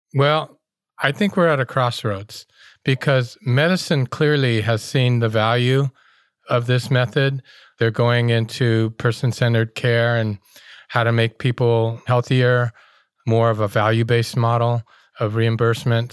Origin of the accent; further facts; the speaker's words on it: Oakland, California, United States; growing up in Oakland